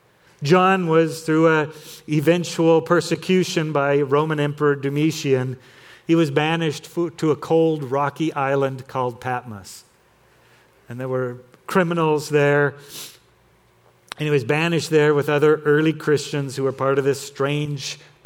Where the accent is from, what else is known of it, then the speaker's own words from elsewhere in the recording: Torrance, California, United States; where I grew up in Torrance, California